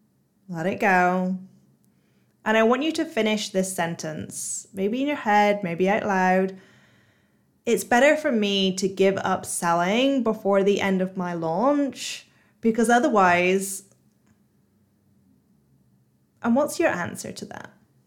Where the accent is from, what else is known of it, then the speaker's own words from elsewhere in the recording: Bristol, South West England, United Kingdom; accent: Bristolian; really Bristolian accent. Yes, I'm from Bristol, even though people think that I'm either Australian or American or Irish or some other nationality because I've tried to hide my accent so much.